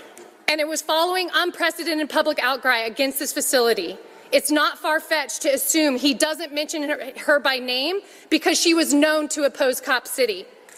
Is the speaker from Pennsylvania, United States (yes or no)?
no; Atlanta, Georgia, United States; I'm from Atlanta